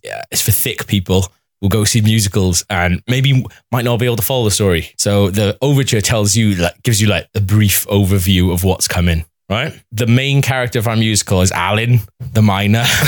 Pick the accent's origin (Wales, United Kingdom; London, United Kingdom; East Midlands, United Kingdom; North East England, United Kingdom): Wales, United Kingdom; as a Welsh person